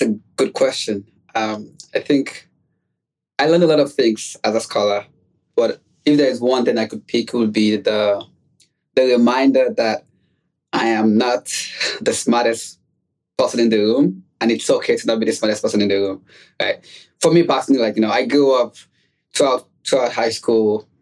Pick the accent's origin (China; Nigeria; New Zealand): Nigeria; moved away as an adult; also born or lived in New York City, United States; now in United States; I also was born and raised outside of the United States. I was born in Nigeria